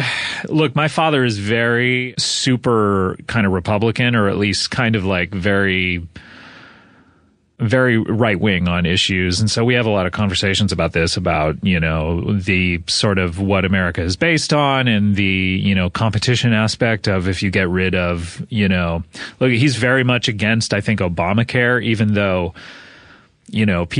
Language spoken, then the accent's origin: English; California, United States; Growing up in Orange County, for your listeners, it is kind of a rich pocket of California. It's a little bit south of Los Angeles.